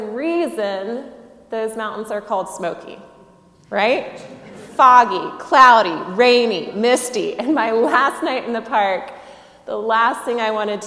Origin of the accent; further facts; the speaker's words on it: Southeast, United States; I grew up in the Southeast